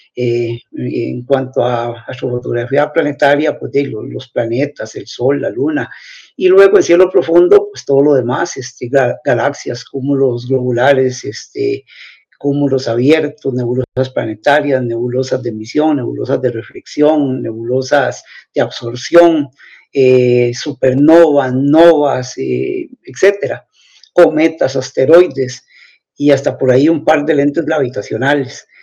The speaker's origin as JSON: {"language": "Spanish", "town": "Turrialba", "region": "Cartago", "country": "Costa Rica", "said": "soy de Turrialba"}